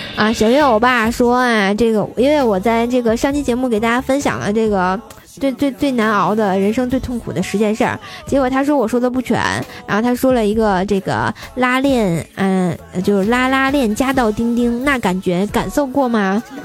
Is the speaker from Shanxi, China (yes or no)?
no; Tianjin, China; 必须的，咱天津人嘛，哏儿度青年。